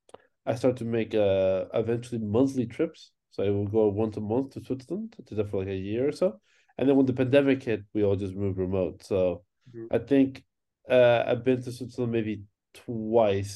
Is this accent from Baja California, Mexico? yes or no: yes; Tijuana, Baja California, Mexico; moved away; I'm originally from Mexico, where I grew up. Tijuana, Mexico